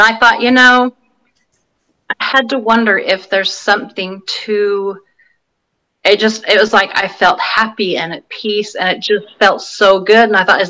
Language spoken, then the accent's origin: English; California, United States; born there; most of my extended family lived in California. I was born in California.